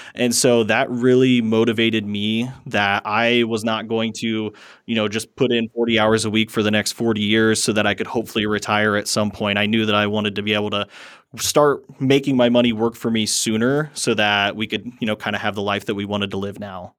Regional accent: Fort Wayne, Indiana, United States; I am from Fort Wayne, Indiana

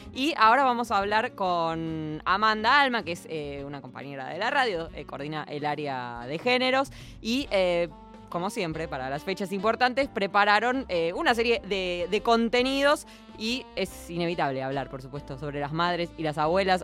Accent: Argentina; somos argentinos

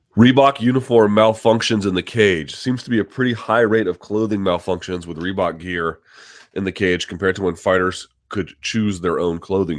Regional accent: South Georgia, United States; moved away; I grew up in the South of Georgia.

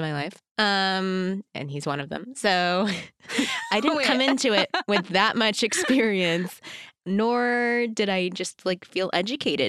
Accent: Texas, United States; I was born and raised in Texas, super religious Christian

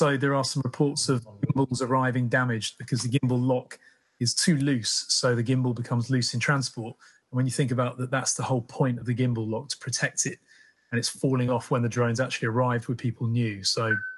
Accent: Cheshire, North West England, United Kingdom; also born or lived in Manchester; now in Bristol, United Kingdom; I'm from Cheshire originally.

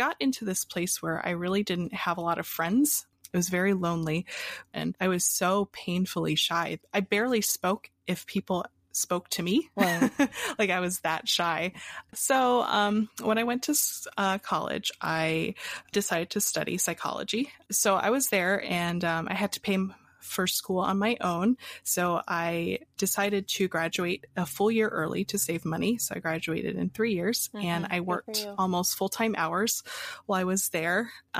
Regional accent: Pennsylvania, United States; also born or lived in Hawaii; So I was born in Hawaii, and I moved around a lot as a kid. And finally, we ended up in Pennsylvania.

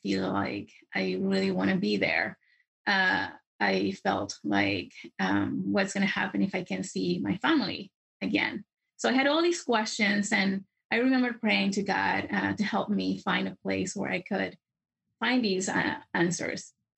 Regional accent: Santiago, Santiago Metropolitan Region, Chile; English is a second language; moved away; I am originally from Santiago, Chile, and I became a member of the church when I was 14

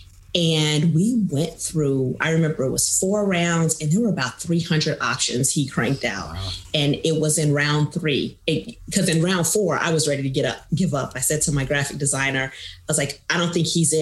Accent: Kansas City, Missouri, United States; also born or lived in Chicago area, Illinois; my family's originally from the Chicago area, the Great Lakes, Naval Base area. Yeah. But I grew up in Kansas City. Most of my life.

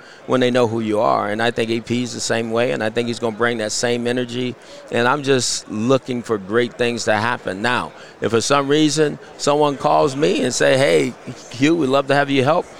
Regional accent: California, United States; because we're from Southern California. It's what we knew.

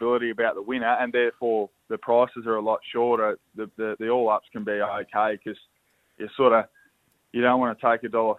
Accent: Geelong, Victoria, Australia; We're actually down here in my hometown but where I currently reside in Geelong

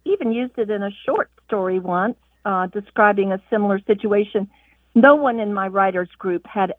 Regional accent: the South, United States; And I'm wondering, because we're from the South, does it have anything to do with the South, or is it from elsewhere?

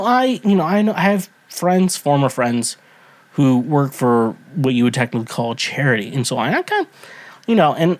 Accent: United States; I'm from the United States

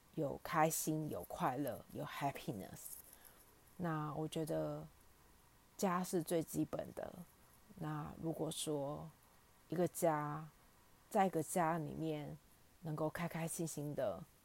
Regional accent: Australia; also born or lived in Taiwan; 从小在澳洲读书

